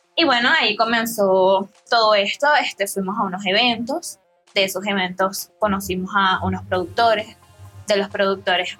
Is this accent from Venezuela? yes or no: yes; Venezuela; Soy una joven venezolana